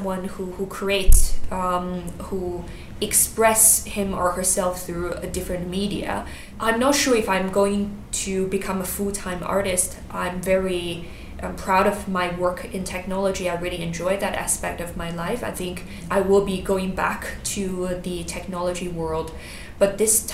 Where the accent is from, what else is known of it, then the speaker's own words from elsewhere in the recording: China; moved away as an adult; also born or lived in Singapore; I grew up in China, moved to Singapore when I was 18